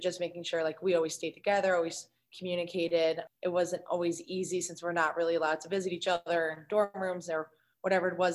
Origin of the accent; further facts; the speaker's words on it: Westchester, New York, United States; I'm from Westchester, New York